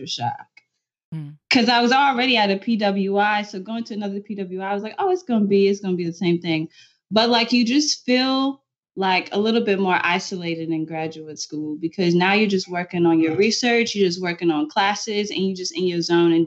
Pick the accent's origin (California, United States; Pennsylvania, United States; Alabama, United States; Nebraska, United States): Nebraska, United States; also born or lived in Texas; we're from Nebraska